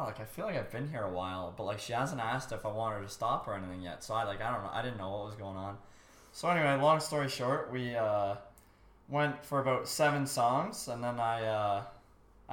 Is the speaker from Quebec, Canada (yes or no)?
no; Barrie, Ontario, Canada; now in Sudbury, Canada; Was born in Barrie, Ontario, but now I live in the grittiest city in Canada, Sudbury